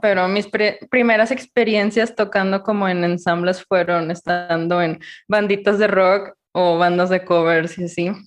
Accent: Ciudad Guzmán, Jalisco, Mexico; yo soy de Ciudad Guzmán

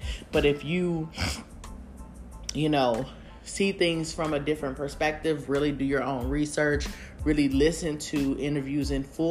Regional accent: United States; we as American people

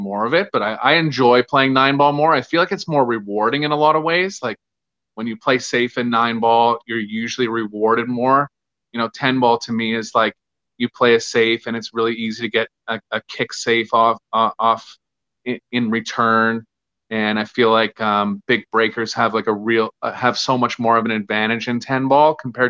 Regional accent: Winnipeg, Manitoba, Canada; I'm originally from Winnipeg, Manitoba, which is like north of Minnesota

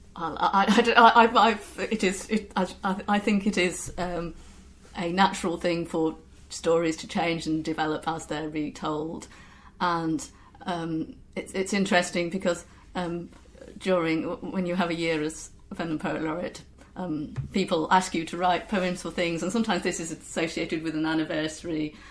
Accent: near Lincoln, East Midlands, United Kingdom; moved away; I'm from uh, near Lincoln originally

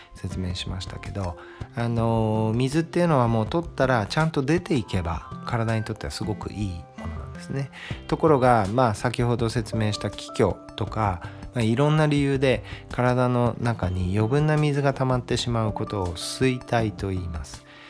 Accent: Brazil; 僕もブラジル生まれなんで

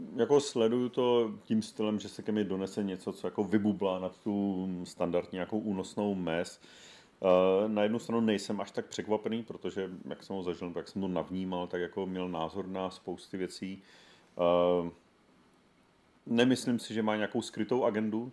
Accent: Zlín, Zlín Region, Czechia; ze Zlína

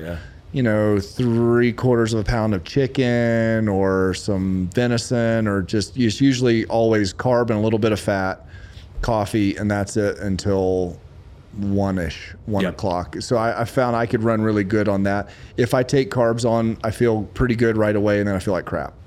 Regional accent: Lexington, South Carolina, United States; born or raised there

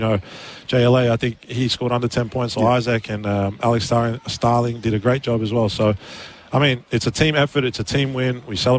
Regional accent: Melbourne, Victoria, Australia; moved away as an adult; now in Adelaide, Australia; I'm by myself here. I don't have any family because I'm from Melbourne

